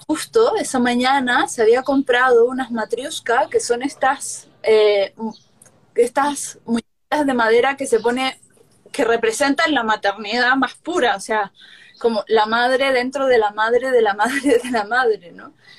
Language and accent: Spanish; Chile; a Chile, donde yo nací